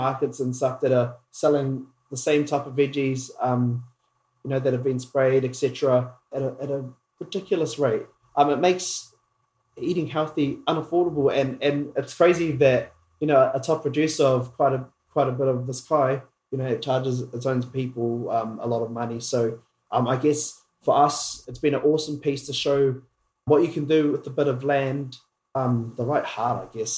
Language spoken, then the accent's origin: English; Pipiwai, Northland, New Zealand; now in Auckland, New Zealand; I hail from the north. I was born and raised in Whangarei in a little town called Pipiwai.